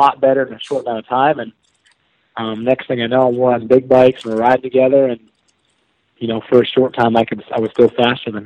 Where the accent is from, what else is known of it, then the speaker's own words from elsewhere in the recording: New York, United States; moved away; also born or lived in North Carolina; growing up in New York